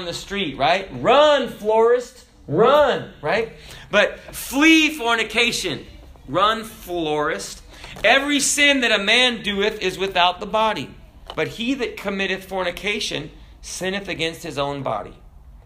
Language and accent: English; United States; we're American